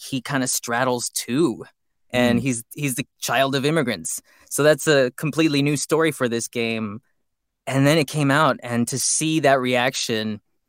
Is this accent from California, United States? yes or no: yes; Los Angeles, California, United States; I grew up in East LA, and that's where Gekko's growing up too.